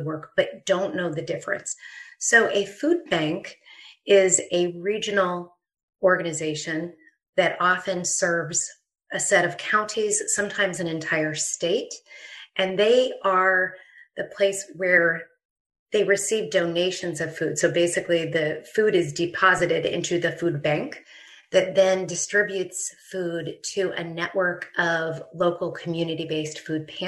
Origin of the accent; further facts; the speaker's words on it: Dayton, Ohio, United States; from my hometown of Dayton, Ohio